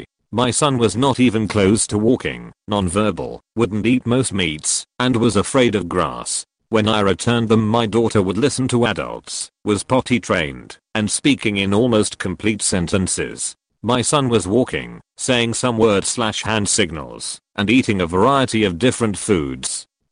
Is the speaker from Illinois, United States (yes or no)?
yes; Illinois, United States; My ex and I met in my home state of Illinois.